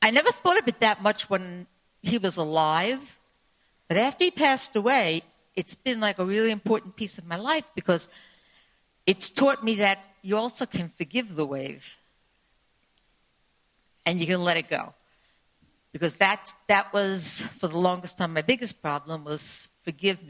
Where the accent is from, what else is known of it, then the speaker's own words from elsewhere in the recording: New York City, New York, United States; I grew up in the Rockaways, not far from where you lived